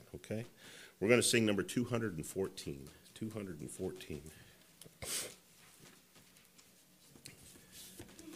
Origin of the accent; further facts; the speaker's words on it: Colorado, United States; growing up in Colorado, they would talk about zephyrs